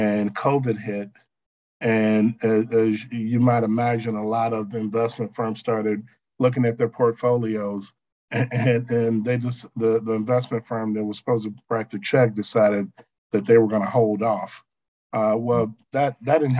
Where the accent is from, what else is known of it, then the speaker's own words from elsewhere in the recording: Chicago, Illinois, United States; I'm from the South Side of Chicago